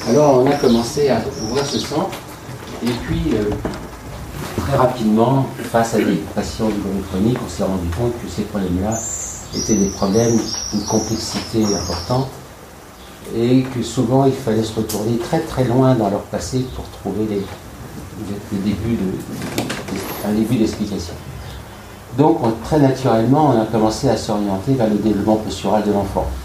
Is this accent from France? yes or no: yes; Lyon, Auvergne-Rhône-Alpes, France; nous sommes très très heureux de vous accueillir à Lyon. je vais faire Cocorico, c'est ma ville natale, même si depuis longtemps je suis